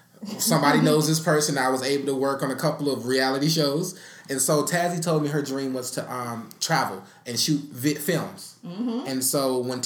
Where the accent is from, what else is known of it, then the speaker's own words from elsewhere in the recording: the South, United States; moved away as an adult; I'm from the South, very country